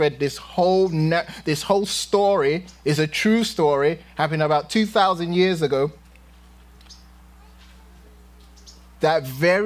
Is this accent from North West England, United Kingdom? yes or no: no; London, United Kingdom; moved away; when I was young in London, growing up in London